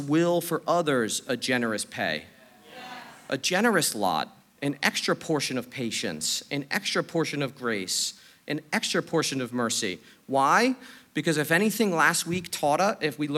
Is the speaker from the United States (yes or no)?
yes; New York City, New York, United States; I'm a New Yorker, I'm straightforward